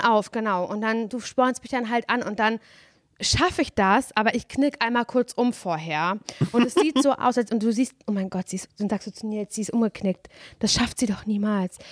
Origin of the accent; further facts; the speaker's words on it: Parchim, Mecklenburg-Vorpommern, Germany; moved away; Simon und ich, wir sind ja beide in Mecklenburg-Vorpommern aufgewachsen